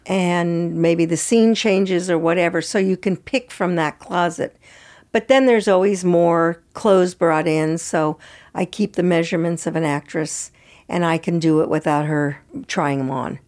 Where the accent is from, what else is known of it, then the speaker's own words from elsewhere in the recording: San Francisco, California, United States; moved away as an adult; also born or lived in Santa Fe / Los Angeles; I grew up in San Francisco